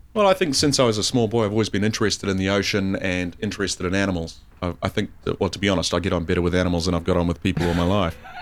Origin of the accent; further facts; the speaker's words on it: North Island, New Zealand; also born or lived in South Island, New Zealand; I'm from the North Island. I've spent, uh, uh, most of my life in the North Island of New Zealand.